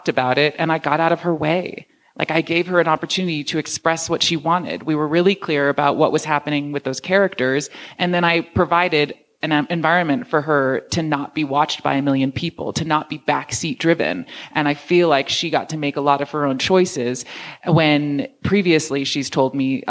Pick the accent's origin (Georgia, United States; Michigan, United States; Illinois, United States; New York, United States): New York, United States; I grew up in New York